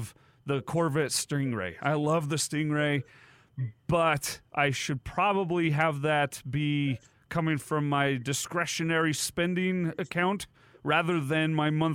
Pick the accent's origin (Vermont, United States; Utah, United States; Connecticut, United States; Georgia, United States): Utah, United States; I grew up in Utah.